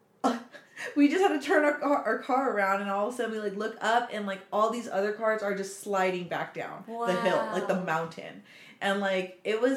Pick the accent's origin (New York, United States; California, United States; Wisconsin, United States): California, United States; We're from California